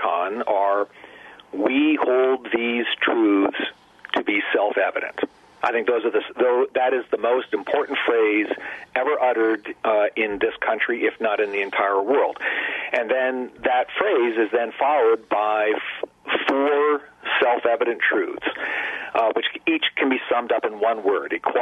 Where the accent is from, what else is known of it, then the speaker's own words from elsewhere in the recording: Ontario, Canada; now in United States; I was born and raised in Ontario, Canada